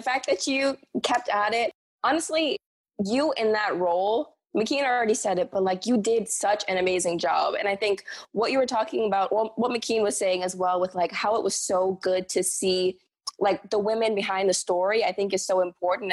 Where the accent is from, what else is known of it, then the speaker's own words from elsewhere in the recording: Bahamas; moved away as an adult; now in New York, United States; I'm originally from the Bahamas